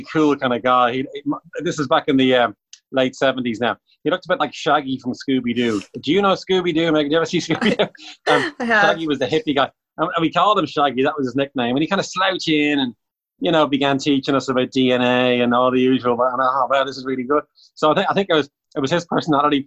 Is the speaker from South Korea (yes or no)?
no; Bray, Leinster, Ireland; I'm from Bray, County Wicklow